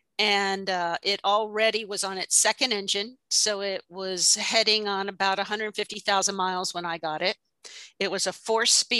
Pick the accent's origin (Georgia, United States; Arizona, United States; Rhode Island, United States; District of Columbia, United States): Georgia, United States; growing up in Georgia with the hills that we had